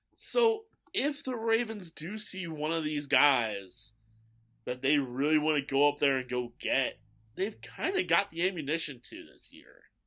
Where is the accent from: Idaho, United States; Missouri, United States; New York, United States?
Missouri, United States; St. Louis; I grew up in Saint Louis.